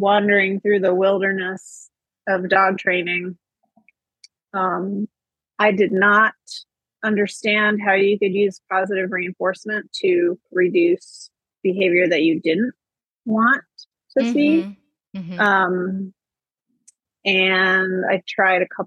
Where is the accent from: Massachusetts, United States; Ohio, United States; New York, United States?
Ohio, United States; I grew up in Ohio